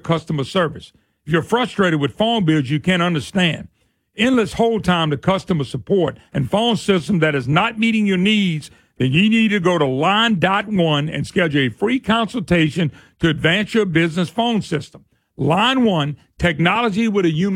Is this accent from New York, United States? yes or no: no; Plaquemine, Louisiana, United States; my hometown of Plaquemine